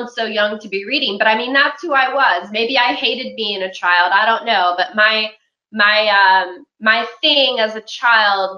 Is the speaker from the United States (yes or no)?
yes; Charlotte County, Virginia, United States; I'm from Charlotte County, Virginia, which is in Southern Virginia